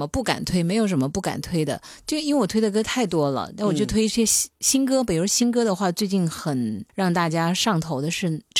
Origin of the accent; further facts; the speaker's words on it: Shenzhen, Guangdong, China; 特别是我们深圳人，就其实就是一个一个都是孤勇者